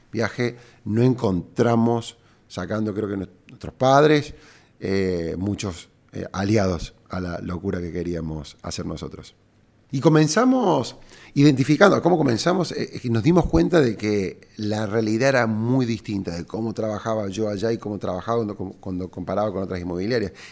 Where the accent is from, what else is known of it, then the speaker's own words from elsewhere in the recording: Argentina; cuando te lleva esta marca a Argentina, a mi, a mi pueblo, a mi país, a, a mi tierra